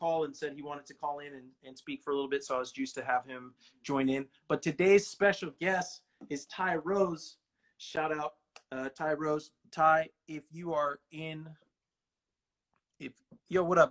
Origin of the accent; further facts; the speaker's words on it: Bakersfield, California, United States; moved away; my hometown, Bakersfield, California